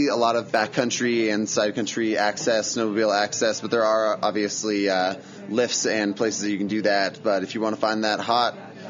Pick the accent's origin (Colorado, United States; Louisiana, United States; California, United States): Colorado, United States; Steamboat Springs; also born or lived in Front Range, Colorado; I'm from Steamboat. I'm a Steamboat local. I lived in the Front Range, worked in a couple different industries for a few years, and then moved back this year to help out with the business.